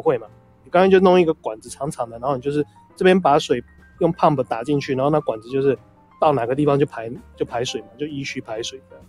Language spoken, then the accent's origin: Chinese; Taiwan; 我们台湾这边